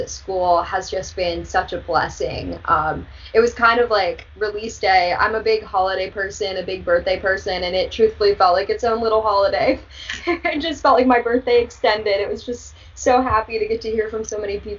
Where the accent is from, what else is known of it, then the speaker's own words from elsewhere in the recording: Mifflin County, Pennsylvania, United States; Mifflin County 4-H Fair